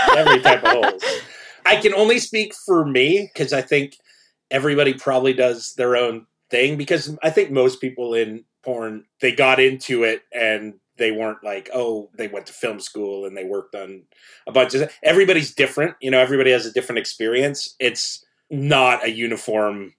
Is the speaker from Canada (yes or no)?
yes; Canada; I grew up in Canada